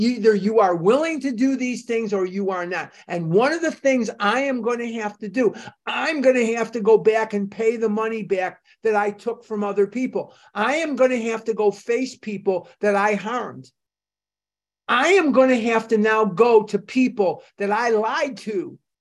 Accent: Chicago, Illinois, United States; I was a kid growing up in Chicago

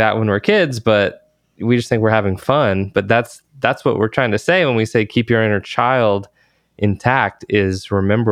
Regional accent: Georgia, United States; now in Texas, United States; I grew up in Georgia

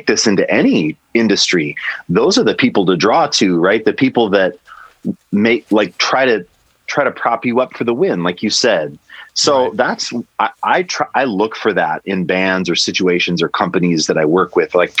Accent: Kalispell, Montana, United States; moved away; also born or lived in Minneapolis; I met these guys in the small town called Kalispell where I grew up

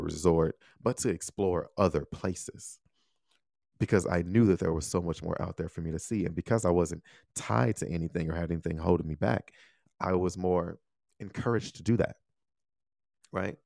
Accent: United States; moved away as an adult; also born or lived in Taiwan; Love my home country. Love being here

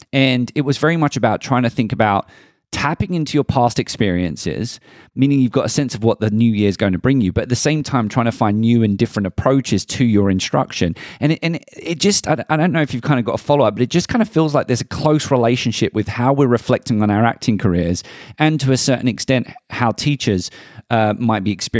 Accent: London, United Kingdom; accent: Southeast London; I still remember my Southeast London accent being ridiculed in my very traditional establishment that said I would never be able to play Shakespearean unless I could speak standard English.

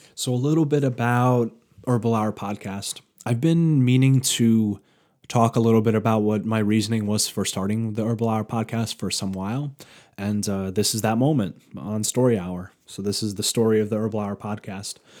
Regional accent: New York, United States; moved away; I'm originally from New York

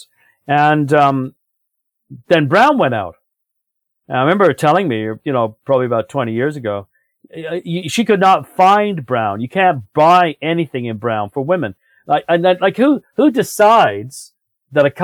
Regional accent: United Kingdom; now in Canada; I was raised in Britain. But I never feel completely, totally at home there the way I do in Canada.

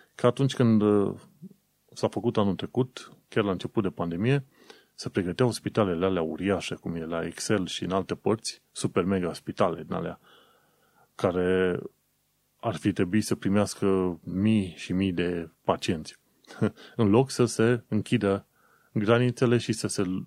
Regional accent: Romania; now in United Kingdom; noi ca români

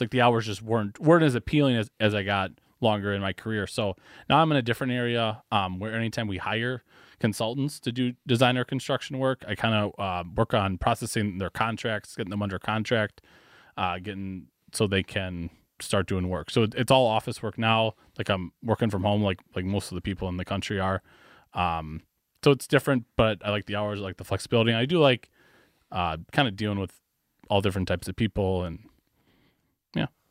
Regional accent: Wauwatosa, Wisconsin, United States; also born or lived in Iowa / Valparaiso, Indiana; I was actually born, uh, in Iowa, Uh, and then shortly after that, moved here to Wisconsin. So I grew up in Wauwatosa, and I've kind of been, been here my whole life

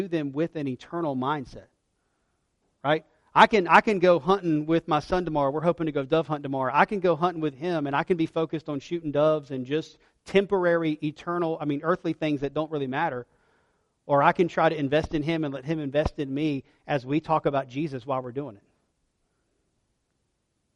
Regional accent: United States; I'm an American because God graciously allowed me to be born here

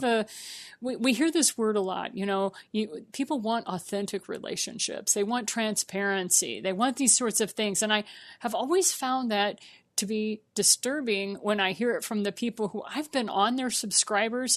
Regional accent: Missouri, United States; my home state, Saint Louis, Missouri

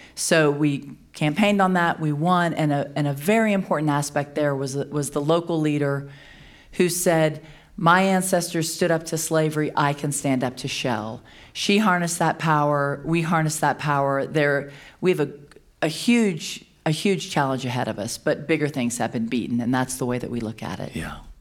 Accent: Louisiana, United States; I'm from Louisiana. We have a lot of destruction happening in my own home

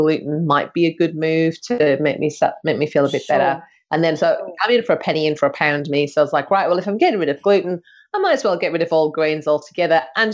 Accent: United Kingdom; now in Australia; I'm from the UK

